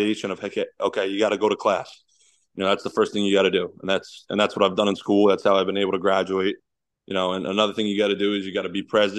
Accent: Lincroft, New Jersey, United States; moved away as an adult; growing up in Lincroft, New Jersey

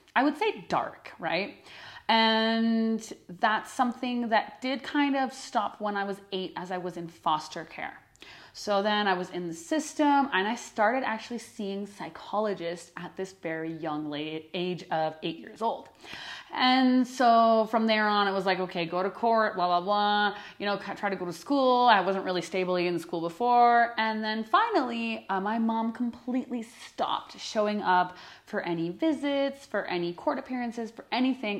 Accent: Canada; first language English; moved away as an adult; also born or lived in northern Alberta / Quebec; I'm from Canada

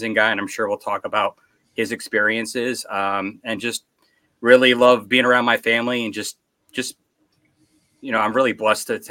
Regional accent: Connecticut, United States; I'm originally here from Connecticut. I grew up here

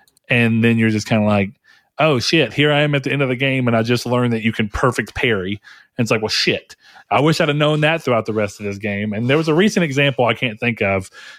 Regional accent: Hawaii, United States; born there; because I was born in Hawaii.

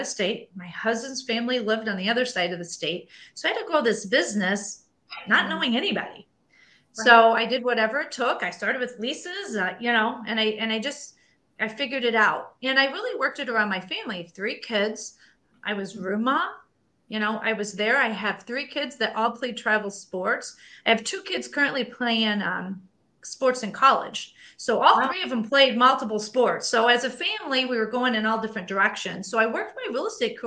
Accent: Indiana, United States; I grew up in a very small town in Indiana.

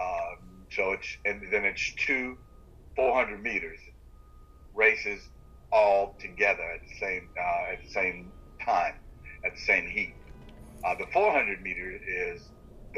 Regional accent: Sumter County, South Carolina, United States; I grew up in the rural part of South Carolina called Sumter County

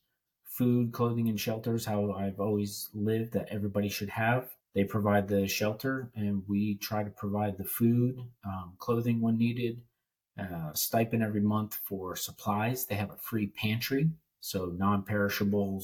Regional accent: New Jersey, United States; moved away as an adult; also born or lived in Kansas / Northern Virginia; now in Charleston, United States; I was born in Kansas, grew up in New Jersey, about 20 minutes outside New York City

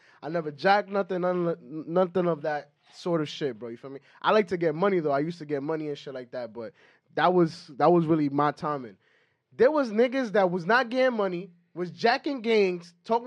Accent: New York City, New York, United States; also born or lived in Bronx, New York / Mount Vernon, New York; I grew up in Harlem, New York, till I was like 14. Then I moved to the Bronx.

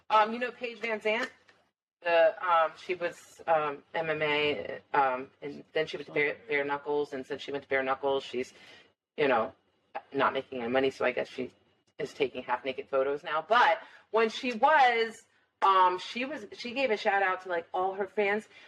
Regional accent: Ireland; And I'm Irish, so I like to drink

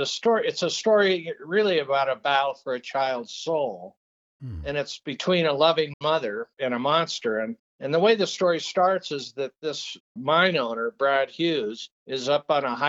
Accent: Peru; I grew up in Peru in a very isolated mining camp.

